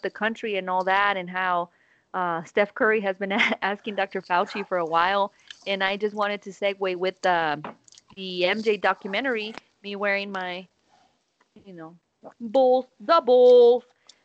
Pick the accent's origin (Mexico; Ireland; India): Mexico; Guanajuato; English is a second language; moved away; I had Guanajuato, my hometown